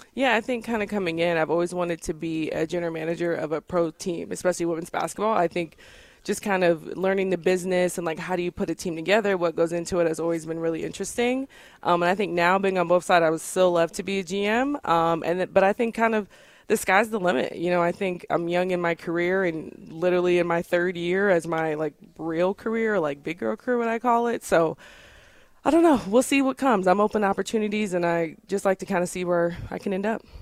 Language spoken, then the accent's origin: English; Bolingbrook, Illinois, United States; moved away as an adult; now in Connecticut, United States; I grew up in um, Bolingbrook, Illinois. It's a suburb of Chicago.